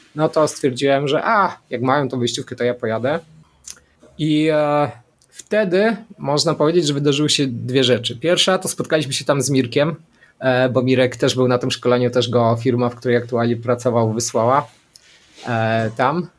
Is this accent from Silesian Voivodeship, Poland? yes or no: no; Szczawnica, Lesser Poland, Poland; ja pochodzę ze Szczawnicy, południa